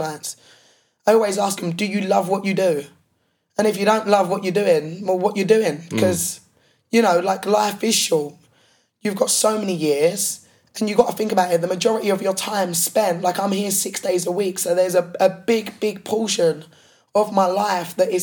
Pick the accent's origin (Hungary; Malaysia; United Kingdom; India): United Kingdom; Essex, East of England; I was from Essex.